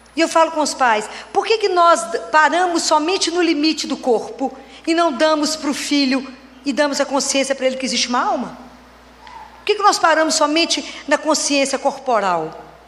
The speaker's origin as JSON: {"language": "Portuguese", "town": "Oliveira", "region": "Minas Gerais", "country": "Brazil", "tie": "born or raised there", "moved": "yes", "lives_now": "Belo Horizonte, Brazil", "said": "Eu sou natural da cidade de Oliveira, moro em Belo Horizonte, sou pediatra"}